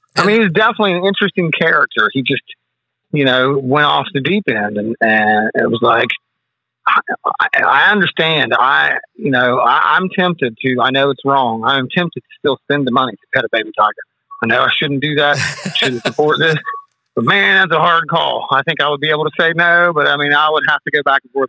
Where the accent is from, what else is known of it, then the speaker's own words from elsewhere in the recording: West Virginia, United States; I'm from West Virginia